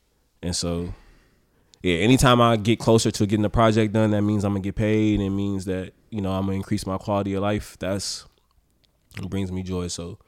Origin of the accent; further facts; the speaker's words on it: Oakland, California, United States; Because it's like, even the first question, what was it like growing up in Oakland? I don't know how to fucking answer that.